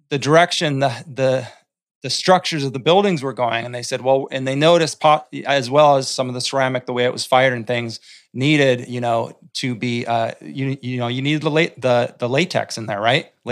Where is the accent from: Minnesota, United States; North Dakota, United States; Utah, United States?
North Dakota, United States; I've, I've seen it. I grew up in North Dakota.